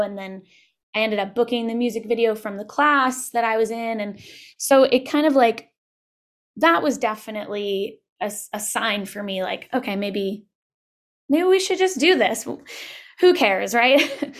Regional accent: Long Island, Suffolk County, New York, United States; moved away as an adult; also born or lived in Brooklyn, New York; now in Los Angeles, United States; I grew up on Long Island, uh, in Suffolk County

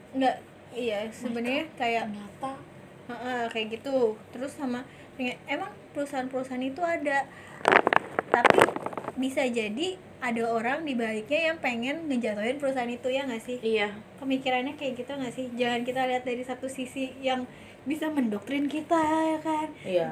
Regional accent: Indonesia; gue emang lahir di Indonesia ya udah gue di Indonesia

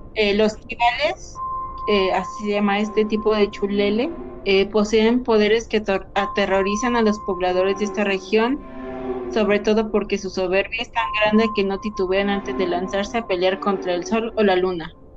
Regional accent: Mexico; de aquí de nuestro lindísimo país México

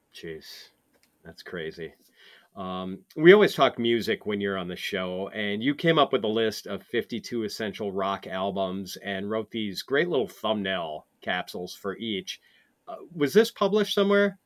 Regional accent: Wisconsin, United States; I'm from Wisconsin

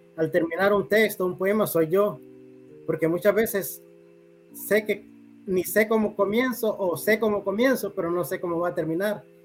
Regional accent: Talanga, Francisco Morazán, Honduras; now in San Francisco de Yojoa, Honduras; Yo nací en Talanga, Francisco Morazán. Ok. Eh, ya tengo varios años, varias décadas residiendo aquí en San Francisco de Ijoa.

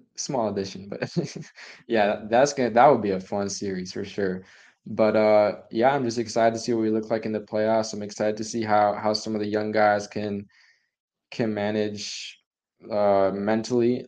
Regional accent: Dallas, Texas, United States; I'm from Dallas

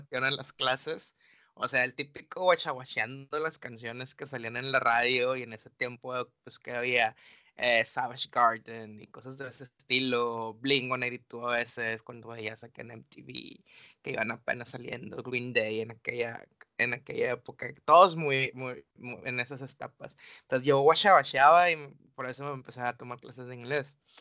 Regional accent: Mexico; sí soy mexicano

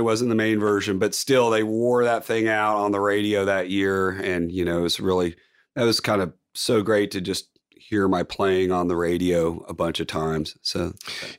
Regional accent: Palo Alto, California, United States; now in Nashville, United States; I'm from Palo Alto

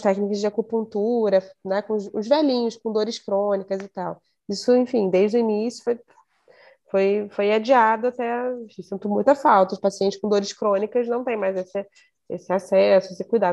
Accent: Rio de Janeiro, Brazil; Eu sou, sou da Zona Norte do Rio de Janeiro, mas Nunca morei numa favela

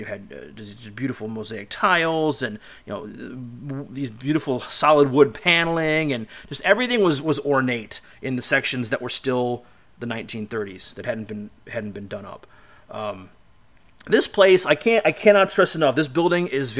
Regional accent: Cleveland, Ohio, United States; going back to my hometown, to my end of the world, back in Cleveland

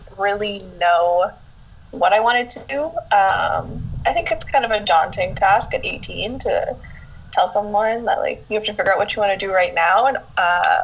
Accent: Winnipeg, Manitoba, Canada; moved away as an adult; now in Hamilton, Canada; born and raised in Winnipeg, which is central Canada, but I've been living in Hamilton, which is about 40 minutes from Toronto.

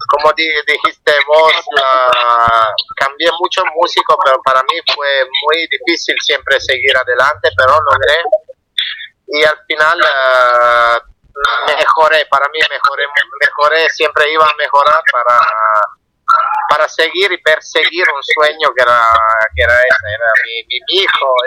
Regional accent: Italy; Spanish is a second language; somos un grupo de Italia, me eh, yo como siendo italiano me gustaba, yo aprendí el español gracias a la música latina, gracias a la música.

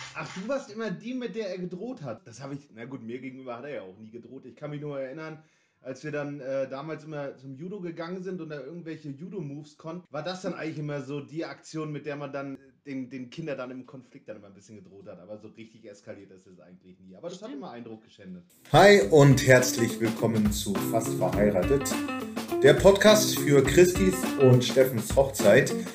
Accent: Northern Germany, Germany; accent: northern German; now in Leipzig, Germany; Die norddeutsche Zunge kommt hier, hier unten ganz gut an.

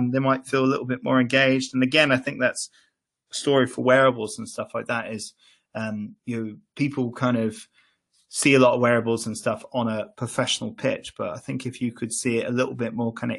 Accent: Ireland; I grew up in Ireland

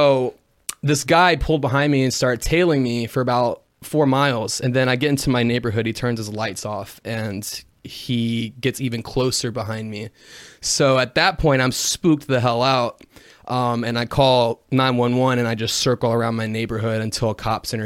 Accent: Jackson, Tennessee, United States; I'm from West Tennessee. I'm like an hour from Memphis

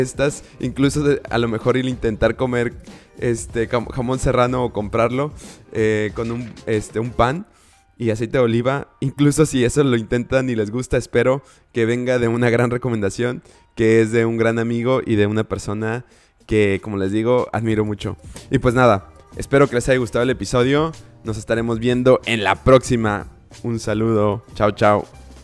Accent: Villahermosa, Tabasco, Mexico; moved away; mi ciudad natal, que es Villahermosa, Tabasco. Y bueno, no es natal, pero donde crecí.

